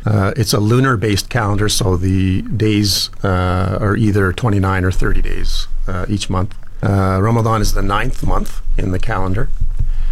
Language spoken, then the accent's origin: English; Edmonton, Alberta, Canada; moved away as an adult; now in Fort McMurray, Canada; I was born and raised in Edmonton